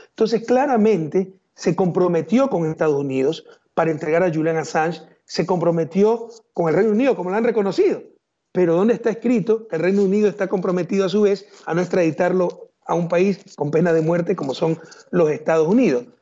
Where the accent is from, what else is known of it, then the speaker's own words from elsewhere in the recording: Ecuador; en nombre del pueblo ecuatoriano. Así no somos los ecuatorianos